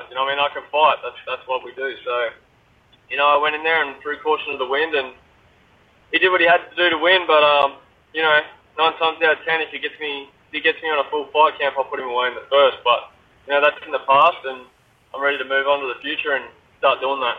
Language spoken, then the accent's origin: English; Australia; I'm an Aussie man.